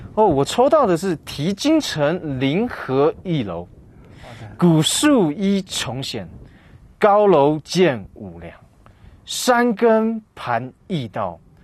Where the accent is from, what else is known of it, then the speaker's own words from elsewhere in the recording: Taiwan; 我是来自台湾的